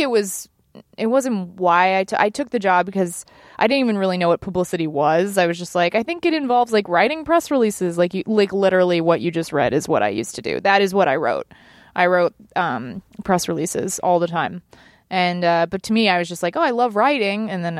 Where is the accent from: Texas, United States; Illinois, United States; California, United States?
Texas, United States; Dallas; I am. I'm from Dallas.